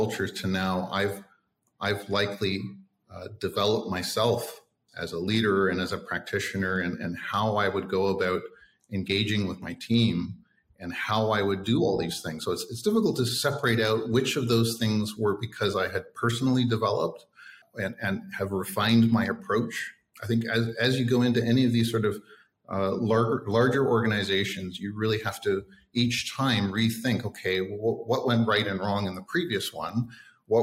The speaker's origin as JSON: {"language": "English", "town": "Toronto", "region": "Ontario", "country": "Canada", "tie": "born or raised there", "also_born_or_lived": "Australia / Jakarta, Indonesia", "moved": "as an adult", "lives_now": "Vietnam", "said": "growing up in Toronto or living in Australia"}